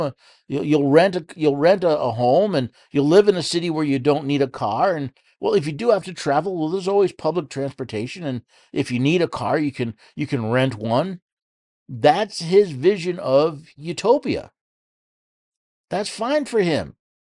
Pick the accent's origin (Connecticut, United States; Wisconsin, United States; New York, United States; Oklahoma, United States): New York, United States; New York City; now in Tennessee, United States; I was born in New York City